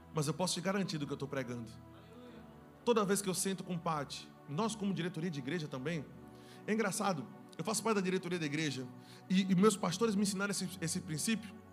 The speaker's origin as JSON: {"language": "Portuguese", "region": "Northeast Region", "country": "Brazil", "said": "nós somos nordestinos"}